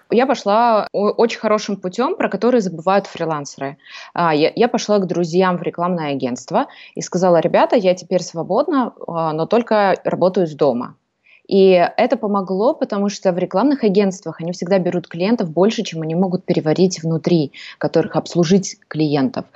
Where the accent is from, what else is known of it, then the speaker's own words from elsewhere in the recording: Almaty, Kazakhstan; moved away as an adult; now in Greece; я сама из Казахстана, из города Алматы